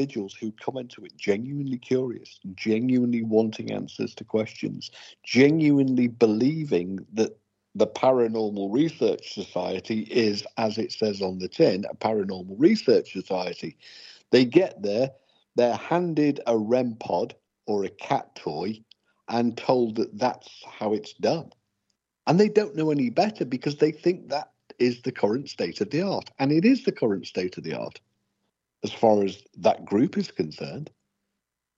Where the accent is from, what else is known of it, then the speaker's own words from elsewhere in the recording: England, United Kingdom; I'm English